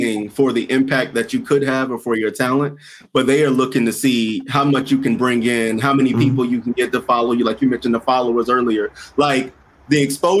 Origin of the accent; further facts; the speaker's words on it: South Carolina, United States; moved away as an adult; also born or lived in Washington, D.C.; I'm from South Carolina, small town in South Carolina, went to Howard, so I'm in D.C.